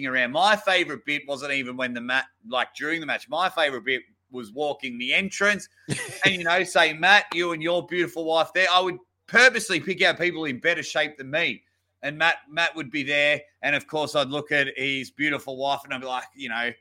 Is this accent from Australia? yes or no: yes; near Melbourne, Victoria, Australia; I was actually in my hometown. I was near Melbourne